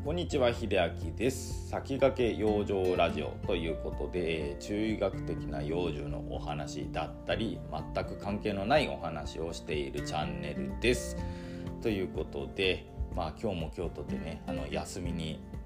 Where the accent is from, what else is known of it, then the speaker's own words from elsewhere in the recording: islands of Nagasaki, Japan; moved away as an adult; also born or lived in Aichi; 田舎から出てきて、本当に長崎の島の方から出てきて、愛知にね、高校卒業して、愛知の、まあ、自動車メーカーに入って